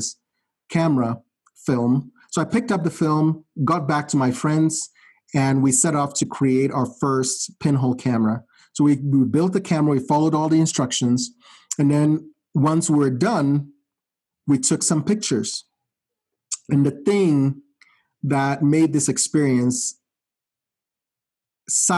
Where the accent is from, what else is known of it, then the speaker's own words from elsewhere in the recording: Ghana; moved away as an adult; now in United States; my life in Ghana, I would say, for the most part, was privileged in the sense that I grew up in a very stable family